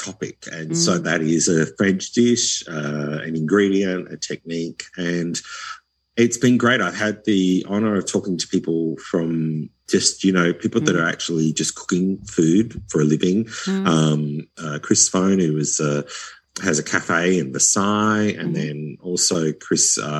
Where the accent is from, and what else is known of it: Australia